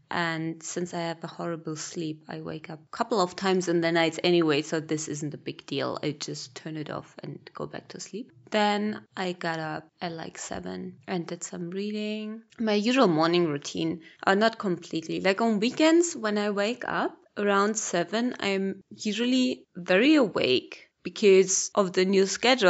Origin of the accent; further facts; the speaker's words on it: Berlin, Germany; moved away as an adult; also born or lived in Malawi; I'm born and raised in Berlin, in Germany